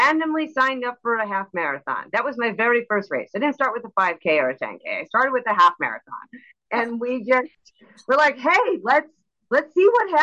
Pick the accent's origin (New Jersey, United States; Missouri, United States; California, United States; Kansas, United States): Missouri, United States; now in Chicago suburb, United States; I grew up in Missouri